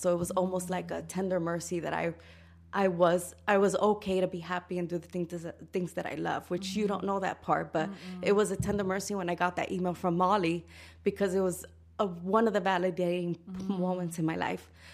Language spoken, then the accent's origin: English; New York City, New York, United States; moved away; also born or lived in Dominican Republic; I grew up in New York City